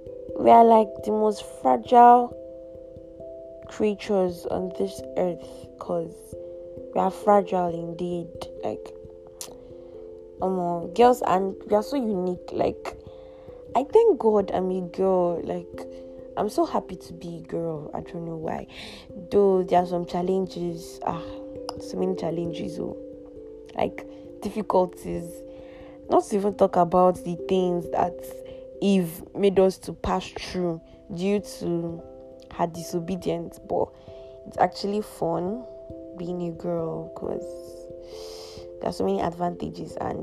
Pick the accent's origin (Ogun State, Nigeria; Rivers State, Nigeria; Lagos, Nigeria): Rivers State, Nigeria; Kalabari; I am from Calabari, proudly Rivers.